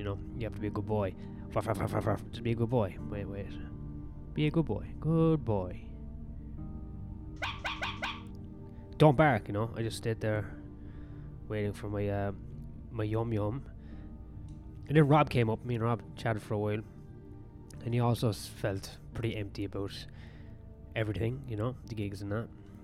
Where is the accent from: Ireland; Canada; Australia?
Ireland; being Irish.